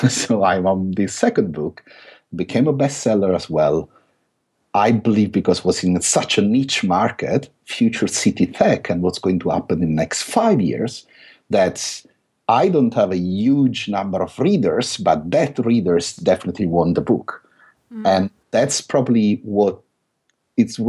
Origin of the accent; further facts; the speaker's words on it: Italy; accent: thick Italian; English is a second language; now in London, United Kingdom; I still have this thick Italian accent